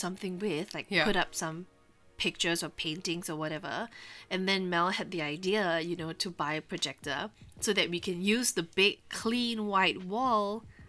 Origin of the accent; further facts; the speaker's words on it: Singapore; we're from Singapore.